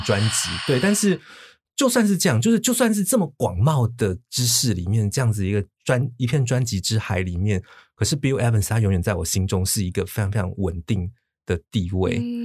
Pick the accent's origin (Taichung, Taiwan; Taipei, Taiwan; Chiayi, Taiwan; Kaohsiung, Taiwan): Taipei, Taiwan; also born or lived in Xinzhuang, New Taipei; 我身在台北县新庄嗯。，然后呢，我，我在我八岁小学二年级那一年，我们全家搬到台北市嗯。所以简单地说，我都是在广义的大台北这个嗯。区域